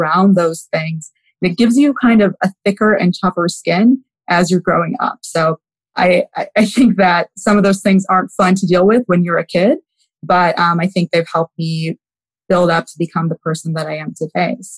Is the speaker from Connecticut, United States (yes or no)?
no; Wheaton, Illinois, United States; also born or lived in Houston, Texas; I was raised in Wheaton, Illinois, which is a western suburb of Chicago